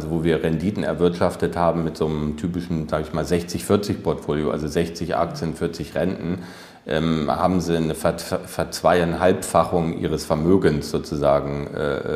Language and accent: German; Germany; zu Recht sind wir als Deutsche selbstbewusst, sage ich mal.